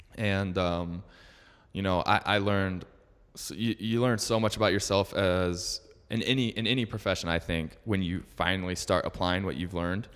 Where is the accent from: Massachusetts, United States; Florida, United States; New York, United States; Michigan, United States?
Michigan, United States; Metro Detroit; moved away as an adult; also born or lived in Utah; I was born and raised in Metro Detroit, uh, Michigan